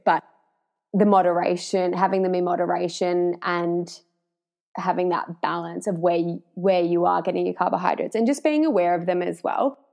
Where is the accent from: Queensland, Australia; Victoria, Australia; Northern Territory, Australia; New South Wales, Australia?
Victoria, Australia; Warrnambool; moved away as an adult; also born or lived in Melbourne; I am originally from Warrnambool, grew up in Warrnambool, and then have spent like my working and studying life in Melbourne